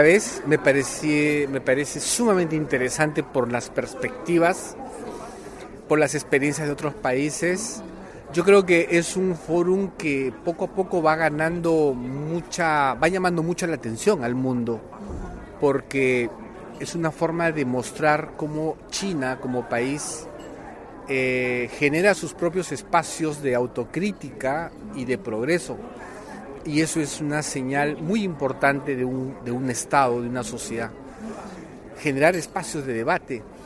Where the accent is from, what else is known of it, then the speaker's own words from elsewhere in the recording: Peru; en mi país